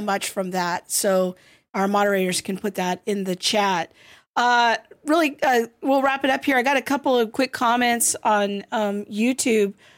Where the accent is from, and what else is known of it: United States